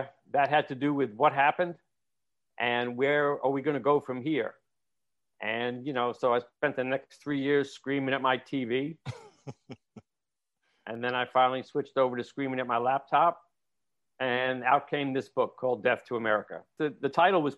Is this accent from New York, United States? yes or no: yes; New York, United States; moved away as an adult; now in Los Angeles, United States; I'm a New Yorker living in exile in L.A. for the last 30 years